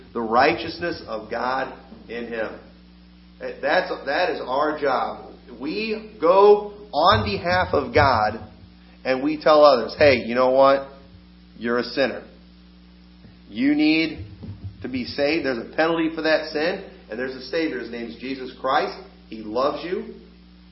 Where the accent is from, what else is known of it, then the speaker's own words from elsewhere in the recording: United States; As an American